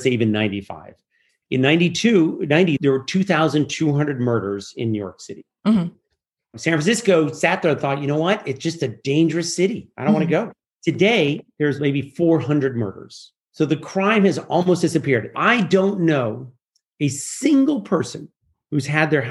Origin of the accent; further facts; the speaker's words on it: Geneva, Switzerland; I grew up in Geneva